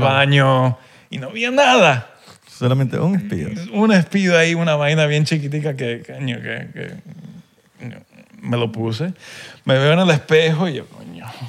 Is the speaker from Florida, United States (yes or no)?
yes; Miami, Florida, United States; also born or lived in Venezuela; creciendo aquí en Miami, yo cuando vivía en Venezuela